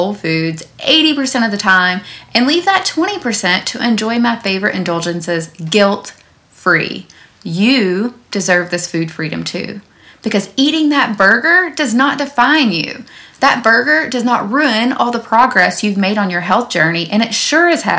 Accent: Owensboro, Kentucky, United States; my hometown of Owensboro, Kentucky

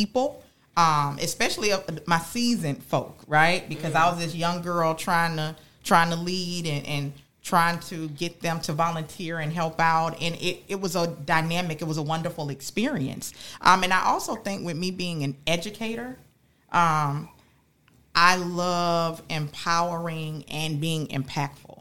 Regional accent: West Palm Beach, Florida, United States; I born and raised in Palm Beach County, grew up in West Palm Beach

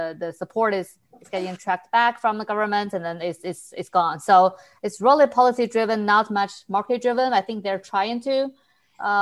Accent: China; moved away; I come from China originally

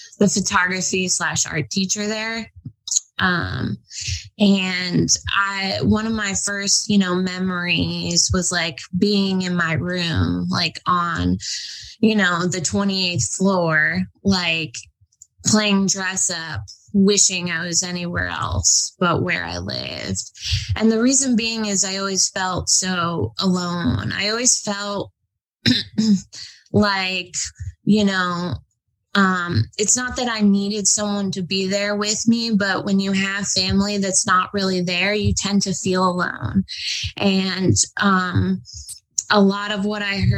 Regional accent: New York City, New York, United States; moved away; also born or lived in Florida / Los Angeles, California; I was born in New York City in 1990. I lived in Manhattan on the Upper East Side

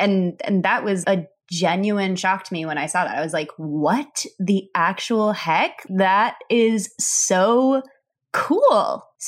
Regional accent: Chicago, Illinois, United States; I grew up in Chicago, in the city of Chicago

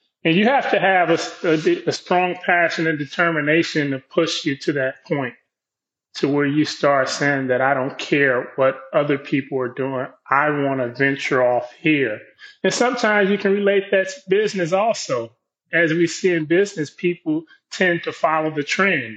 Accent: Compton, California, United States; I grew up in Compton, inner city

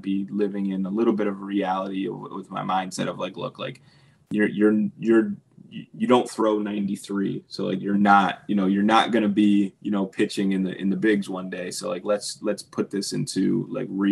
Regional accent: Pittsburgh, Pennsylvania, United States; I grew up in Pittsburgh

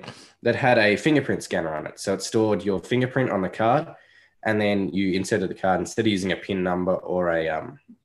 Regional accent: Melbourne, Victoria, Australia; I'm from Melbourne, Australia, so the other side of the world

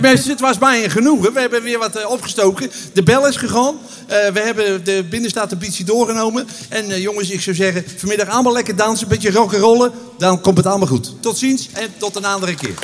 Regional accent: Utrecht, Netherlands; accent: plat Utrechts; mijn moeder die sprak plaat Utrecht

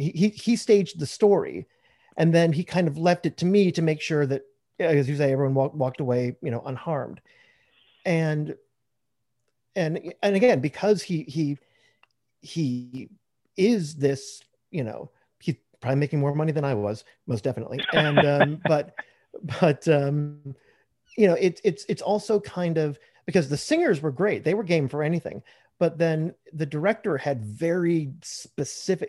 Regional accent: Chicago, Illinois, United States; moved away as an adult; now in Texas, United States; I'm living in Texas right now, hmm. but um, yeah, I spent most of my life in Chicago

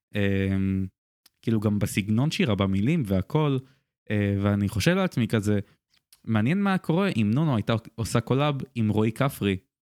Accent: Israel; אני גדלתי בבית שהוא ישראלי

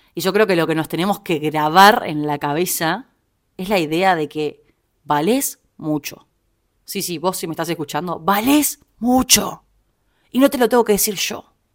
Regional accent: Montevideo, Uruguay; moved away as an adult; now in Buenos Aires, Argentina; soy uruguaya, viví prácticamente toda mi vida en Montevideo y hace un tiempo estoy viviendo en Buenos Aires, ya más de un año.

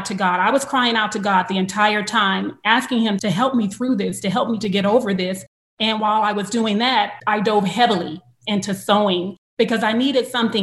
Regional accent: Los Angeles, California, United States; I'm from South Central LA. I am straight from the hood

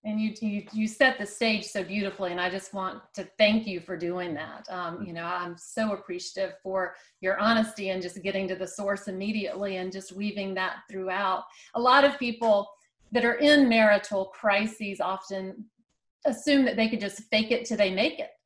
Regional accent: South Carolina, United States; I'm a South Carolinian and I'm kind of partial to anybody from my home state

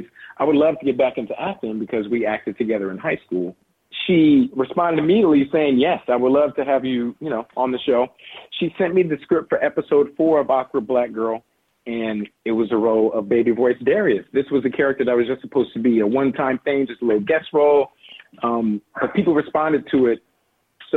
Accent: Los Angeles, California, United States; We live in South LA. We grew up in South

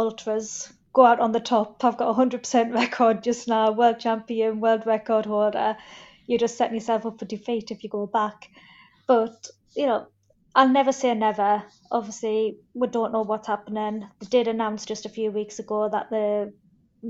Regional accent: Sunderland, North East England, United Kingdom; I love Sunderland, obviously it's my hometown

